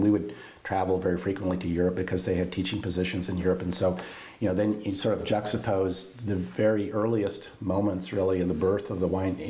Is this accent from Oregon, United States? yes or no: yes; Corvallis, Oregon, United States; I grew up in Corvallis in the 1950s and 60s